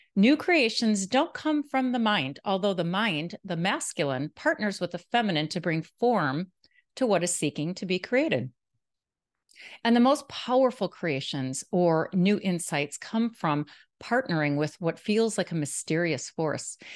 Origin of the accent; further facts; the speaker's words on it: Milwaukee, Wisconsin, United States; moved away as an adult; now in Jacksonville Beach, United States; Milwaukee, Wisconsin, which is my hometown